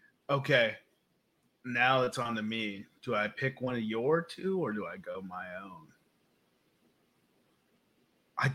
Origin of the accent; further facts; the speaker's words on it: United States; because we are American?